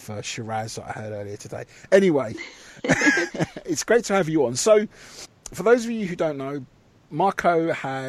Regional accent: England, United Kingdom; we are English

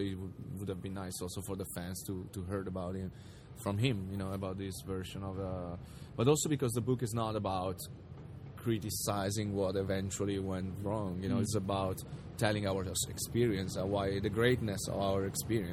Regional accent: Italy; we're from Italy

